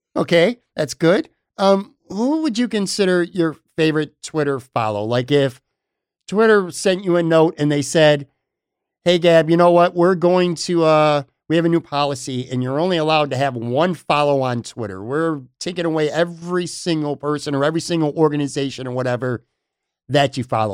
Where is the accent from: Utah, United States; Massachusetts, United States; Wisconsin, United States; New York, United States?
New York, United States; Western; moved away as an adult; now in Florida, United States; born and raised in Western New York as well. I have lived down in Florida now for the past five years